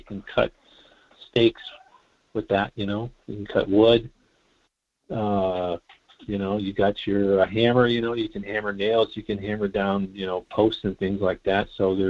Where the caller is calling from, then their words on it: Midwest, United States; Hi, this is … calling from the Midwest.